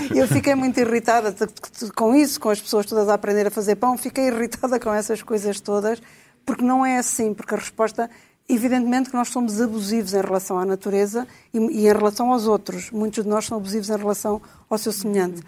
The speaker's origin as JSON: {"language": "Portuguese", "country": "Portugal"}